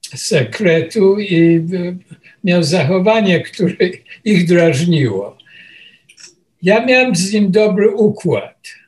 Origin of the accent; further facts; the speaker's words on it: Poland; moved away as an adult; also born or lived in Łódź; now in New York, United States; przyjechałem z Polski i e, wylądowałem w tym Nowym Jorku